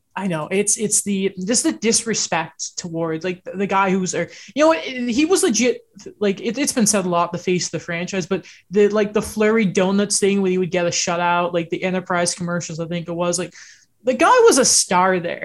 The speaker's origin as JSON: {"language": "English", "town": "Orangeville", "region": "Ontario", "country": "Canada", "tie": "born or raised there", "said": "I grew up right outside of Orangeville"}